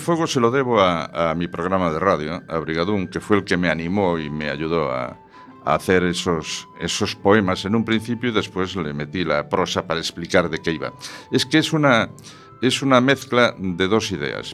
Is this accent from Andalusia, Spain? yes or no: no; Ferrol, Galicia, Spain; Ferrol es mi ciudad natal